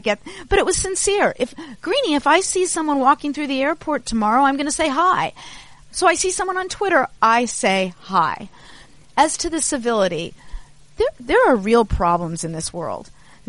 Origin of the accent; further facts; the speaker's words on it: Los Angeles, California, United States; I grew up in Los Angeles.